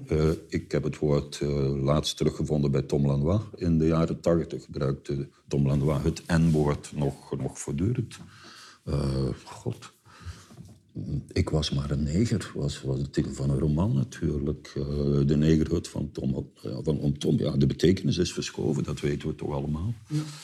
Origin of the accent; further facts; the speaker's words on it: Flanders, Belgium; moved away; wij als Vlaming